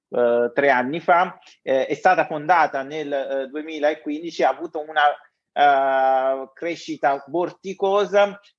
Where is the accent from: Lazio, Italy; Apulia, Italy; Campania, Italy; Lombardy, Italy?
Campania, Italy; Naples; io sono napoletano, Elena è di Genova